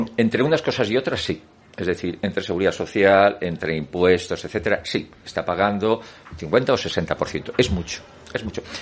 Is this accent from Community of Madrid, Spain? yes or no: yes; Madrid, Community of Madrid, Spain; Soy madrileño